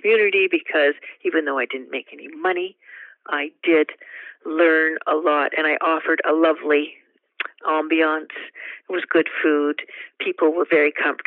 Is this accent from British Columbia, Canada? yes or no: yes; Vancouver, British Columbia, Canada; In Vancouver, born and raised in Vancouver